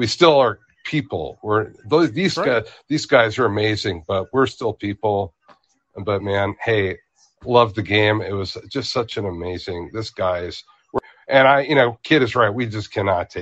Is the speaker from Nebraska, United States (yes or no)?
no; Dallas, Texas, United States; also born or lived in Illinois / Waco / Austin; I was born in Dallas.